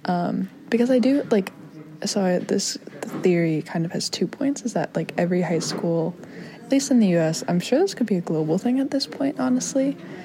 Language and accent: English; Chicago, Illinois, United States; accent: Chicago; I naturally have a rather thick Chicago accent, and it just kind of dissipated slowly over the years. It returns whenever I talk to somebody from home